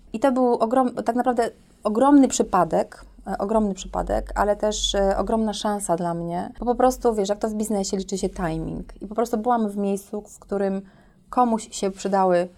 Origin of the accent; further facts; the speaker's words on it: Bytom, Silesian Voivodeship, Poland; urodziłam się w Bytomiu